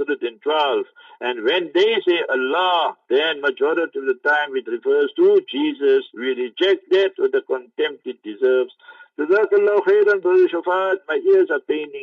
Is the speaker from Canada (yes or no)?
no; South Africa; I'm from South Africa. I'm a tourist here.